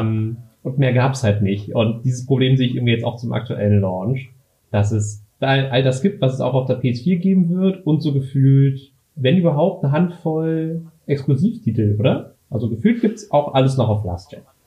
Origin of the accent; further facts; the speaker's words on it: Berlin, Germany; ich komme aus Berlin, bin 25 Jahre alt